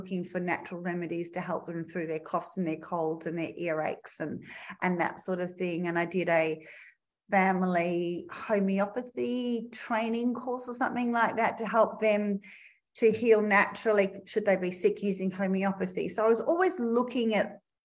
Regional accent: Melbourne, Victoria, Australia; moved away as an adult; now in Perth, Australia; I grew up in Melbourne, Victoria

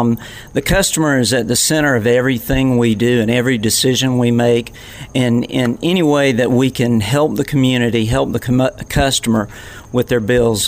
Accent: Middle Georgia, United States; I grew up in Middle Georgia. In fact, was a Flint EMC customer or member

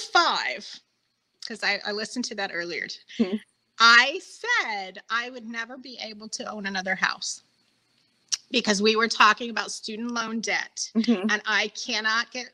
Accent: Oklahoma, United States; I grew up in the middle of nowhere, only about a half hour, 45 minutes from where Carrie grew up

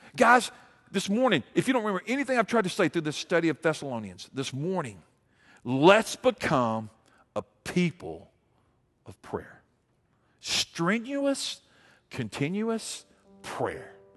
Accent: Montgomery, Alabama, United States; I grew up in Montgomery.

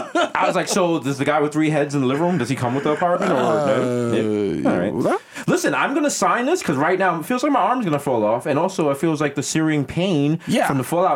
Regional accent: New York City, New York, United States; I am a New Yorker.

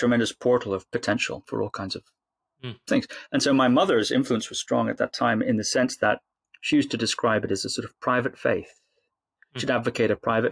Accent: Shetland Islands, Scotland, United Kingdom; when I was a little boy growing up on the Shetland Islands, about 5 years old

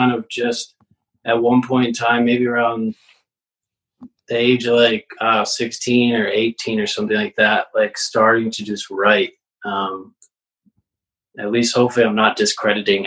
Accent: Victor, New York, United States; also born or lived in Burlington, Vermont; I was born and raised in Victor, which is east side of Rochester

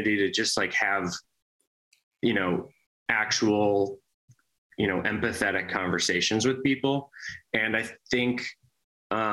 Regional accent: Minnesota, United States; also born or lived in Wisconsin; now in New York, United States; Chris and I we're brothers and we're from Minnesota, but we spent a lot of time in Wisconsin growing up.

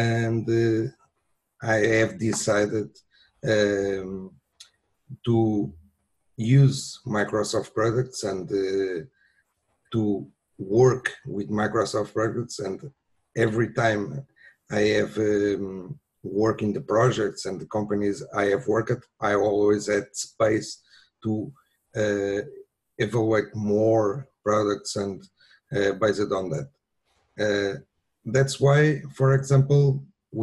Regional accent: Lisbon, Portugal; I'm from Portugal, Lisbon

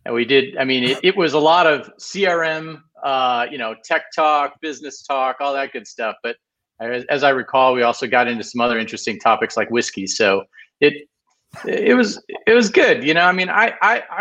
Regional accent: Midwest, United States; moved away; also born or lived in Ohio / Michigan / West Coast; I grew up in the Midwest, and specifically Ohio and Michigan.

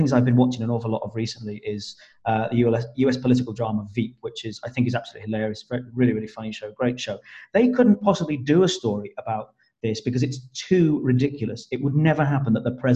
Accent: United Kingdom; as Brits.

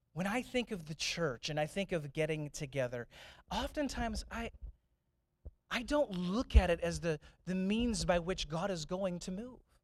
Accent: St. Louis, Missouri, United States; when I grew up in St. Louis, I grew up in St. Louis

